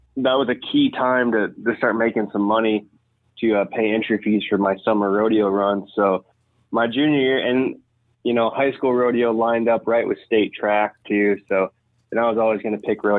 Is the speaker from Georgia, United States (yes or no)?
no; Zwingle, Iowa, United States; I come from Zwingo, Iowa